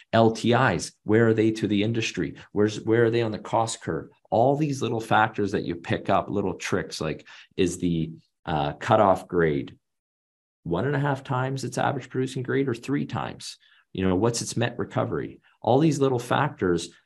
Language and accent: English; Canada; I'm Canadian, born and raised.